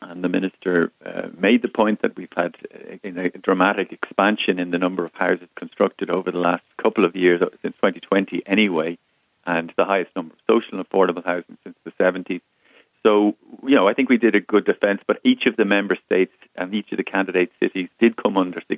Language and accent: English; Ireland; we're a common law country, which is attractive in terms of commercial law dispute resolution, and we're an English-speaking country